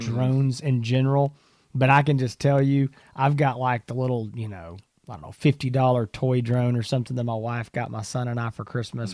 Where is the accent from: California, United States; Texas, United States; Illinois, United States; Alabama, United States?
Texas, United States; As a Texan